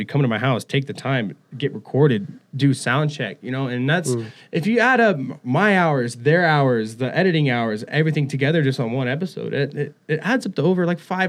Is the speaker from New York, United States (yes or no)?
no; Idaho, United States; now in Colorado Springs, United States; I'm from Idaho